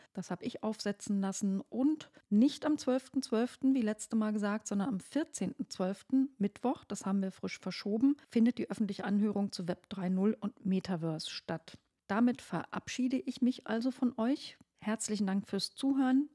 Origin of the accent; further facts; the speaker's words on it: Brandenburg, Germany; sag ich mal so als Brandenburgerin